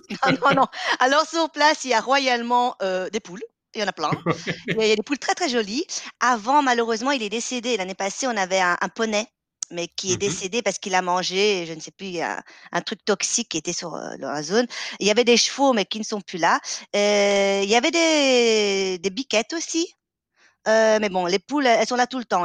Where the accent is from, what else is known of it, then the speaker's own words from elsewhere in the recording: Belgium; On est belge